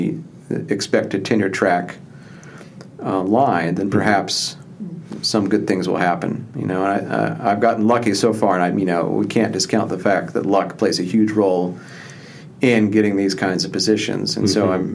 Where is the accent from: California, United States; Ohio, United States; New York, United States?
Ohio, United States; just north of Dayton, southwestern; I grew up in Ohio, grew up southwestern Ohio, just north of Dayton